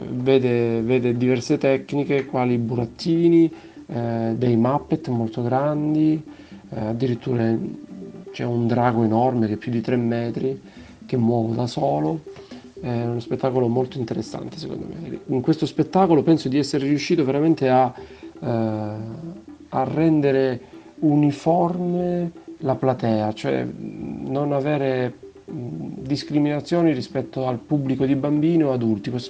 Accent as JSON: {"language": "Italian", "town": "Crotone", "region": "Calabria", "country": "Italy", "said": "Vengo da Crotone, dal Teatro della Maruca e vado a Messina al Teatro dei Tre Mestieri."}